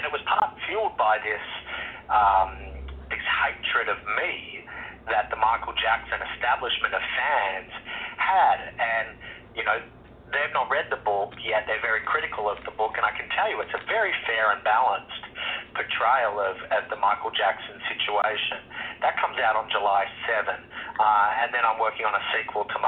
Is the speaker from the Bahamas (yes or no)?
no; Australia; I grew up in Australia